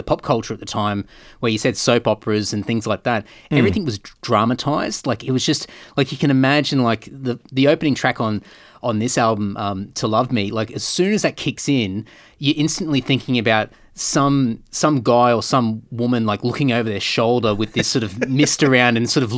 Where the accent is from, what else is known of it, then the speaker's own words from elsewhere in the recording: Brisbane, Queensland, Australia; And growing up in Brisbane, but like a lot of my childhood was regional Queensland, so I grew up in a lot of country towns and sort of moved around the place